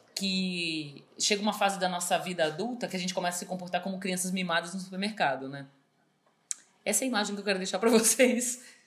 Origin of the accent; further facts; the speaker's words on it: São Paulo, Brazil; eu, como paulistana, mesmo convivendo muito tempo no Rio de Janeiro